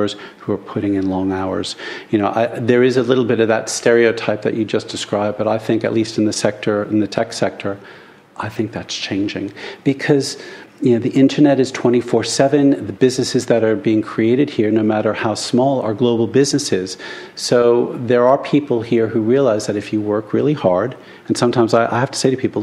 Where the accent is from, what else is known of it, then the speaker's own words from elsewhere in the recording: United States; now in United Kingdom; as an American